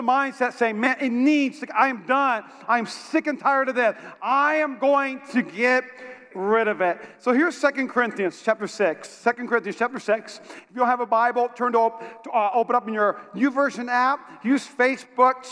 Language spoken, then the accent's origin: English; North Dakota, United States; moved away; I'm from North Dakota. And in North Dakota, when I was in high school, it had a record amount of snow